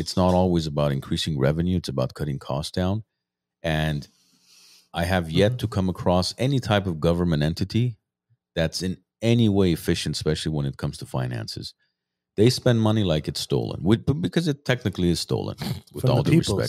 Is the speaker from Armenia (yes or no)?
yes; Armenia; now in United States; We come from Soviet Union, Armenia